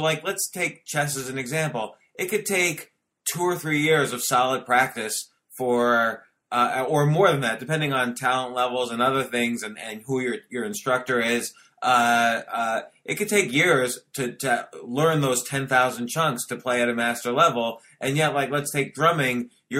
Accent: New York City, New York, United States; I grew up in Washington Square Park.

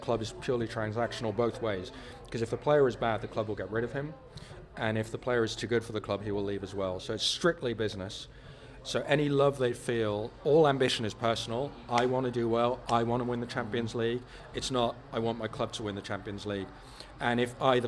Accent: Netherlands; moved away; I grew up in Holland

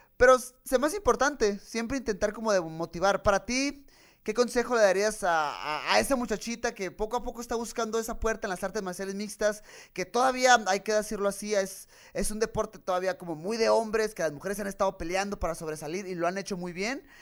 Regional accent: Tijuana, Baja California, Mexico; yo soy de Tijuana, soy de frontera

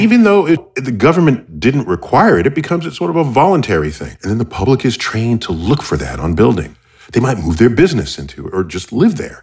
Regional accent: United States; I'm American.

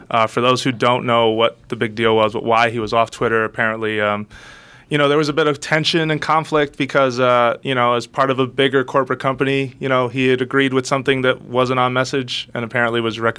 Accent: New York City, New York, United States; I grew up in the Bronx

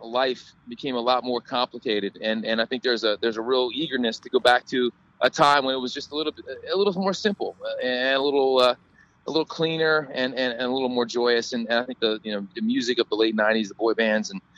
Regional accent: Cincinnati, Ohio, United States; I was raised in the Midwest, and I'm from Cincinnati

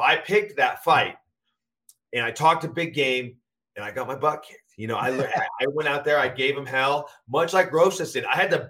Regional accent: Washington, United States; my home state in Seattle

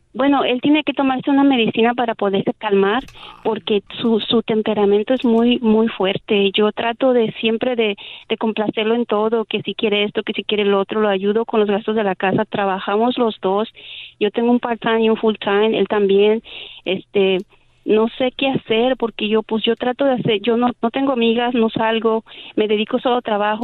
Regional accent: Mexico; yo soy mexicana

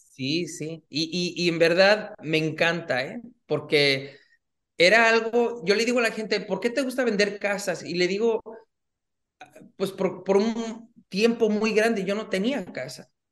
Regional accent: Los Angeles, California, United States; nací aquí en, en, Los Ángeles, pero mi papá es de Guadalajara, México. Ah, mi mamá de Los Reyes, Michoacán.

